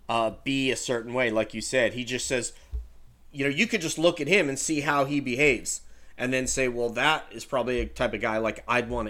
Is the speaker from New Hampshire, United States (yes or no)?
no; New York, United States; guess where we grew up? Yeah